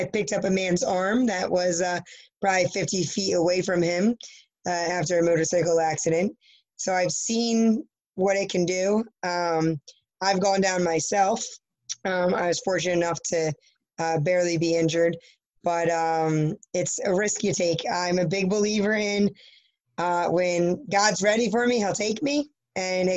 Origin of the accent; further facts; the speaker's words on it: New Jersey, United States; I'm from New Jersey.